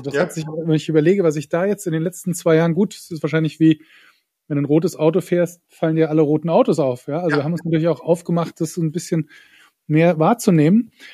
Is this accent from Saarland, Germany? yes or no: yes; Saarland, Germany; ich als Saarländer